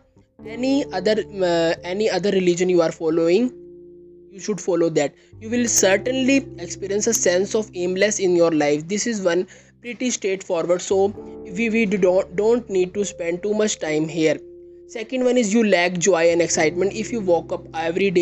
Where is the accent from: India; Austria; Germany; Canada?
India; I am from India.